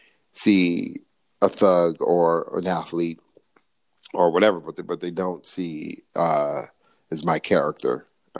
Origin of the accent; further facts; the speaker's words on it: California, United States; I'm born and raised in California.